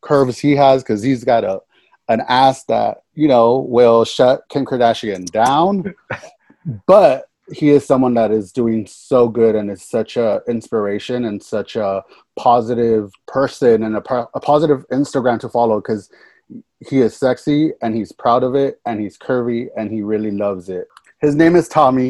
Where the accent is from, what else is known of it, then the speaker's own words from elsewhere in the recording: California, United States; I was born and raised out here in California, and I'm a Valley kid